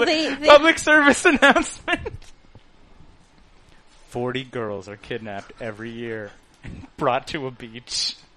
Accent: Canada; First of all, we grew up in Canada, so, like, we have Inuit.

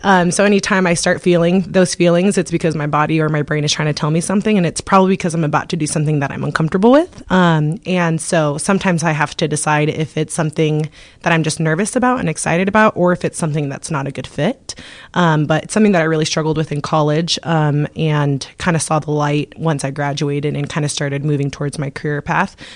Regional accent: Moscow, Idaho, United States; moved away as an adult; now in Coeur d'Alene, United States; we're obviously from Moscow and we're this is our fourth year in Coeur d'Alene.

